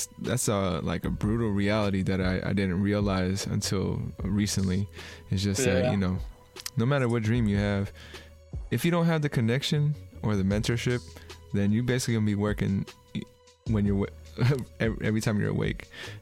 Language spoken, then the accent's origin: English; Bay Area, California, United States; I'm from out here, and I haven't heard Bip used, but yeah, I'm 32